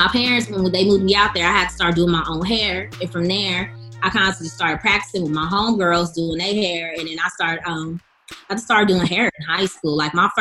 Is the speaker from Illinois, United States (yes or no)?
no; Inland Empire, California, United States; also born or lived in Los Angeles, California / Rancho Cucamonga, California / Texas; because I'm from the IE.